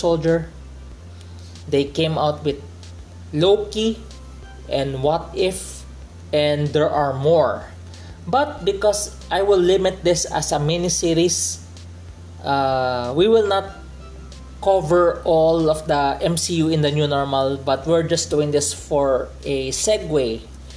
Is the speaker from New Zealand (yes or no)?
no; Philippines; as a Filipino